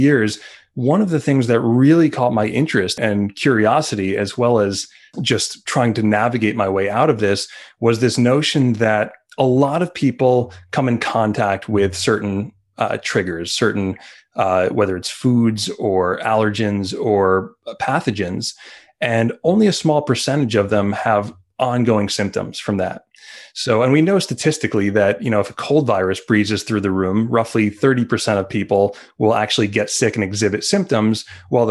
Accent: Montauk, New York, United States; as a child growing up in Montauk

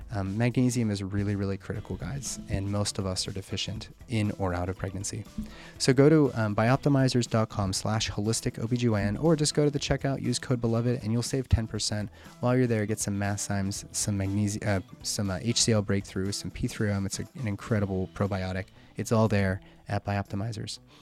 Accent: Pittsburgh, Pennsylvania, United States; at a West Penn Hospital in Pittsburgh, my hometown

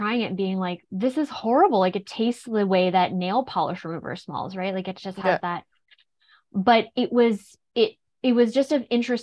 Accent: Nova Scotia, Canada; I'm also from Nova Scotia, and I grew up actually in a very naturopathically minded home.

